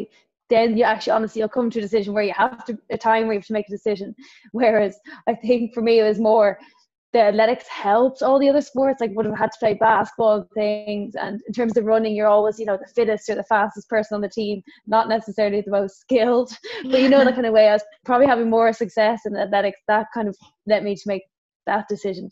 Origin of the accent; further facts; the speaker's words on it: Greystones, Leinster, Ireland; we're all from Greystones. We literally live in the same estate and all kind of started out in Greystones when we were small.